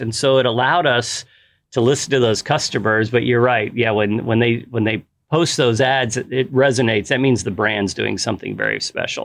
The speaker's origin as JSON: {"language": "English", "town": "Galveston", "region": "Texas", "country": "United States", "tie": "born or raised there", "also_born_or_lived": "the Midwest / Dallas-Fort Worth", "moved": "as an adult", "lives_now": "Dallas, United States", "said": "my wife and I grew up in Galveston. I was born in the Midwest, but we grew up in Galveston and we moved up here about 20 years ago"}